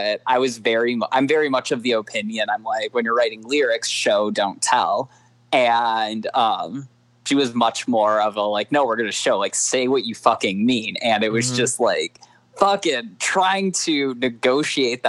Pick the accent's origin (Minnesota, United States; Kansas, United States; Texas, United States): Minnesota, United States; Minneapolis; moved away as an adult; I'm from Minneapolis